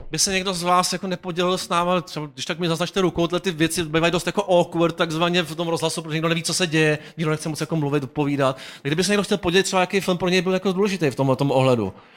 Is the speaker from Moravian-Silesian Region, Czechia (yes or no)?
no; Prague, Czechia; born or raised there